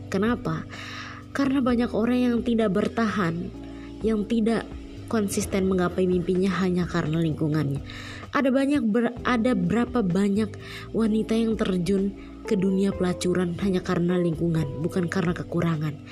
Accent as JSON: {"language": "Indonesian", "town": "Malang", "region": "East Java", "country": "Indonesia", "tie": "born or raised there", "said": "aku besar di Malang juga kan, kuliah di Malang hampir 6 tahun setengah."}